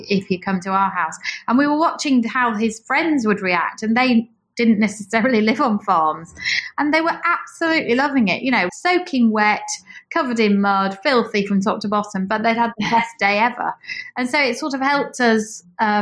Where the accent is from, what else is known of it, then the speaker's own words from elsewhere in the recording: Yorkshire and the Humber, United Kingdom; moved away as an adult; I am from East Yorkshire